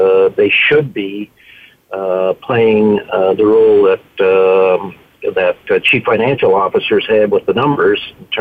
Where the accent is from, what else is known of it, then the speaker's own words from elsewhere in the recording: Canada; I'm a Canadian citizen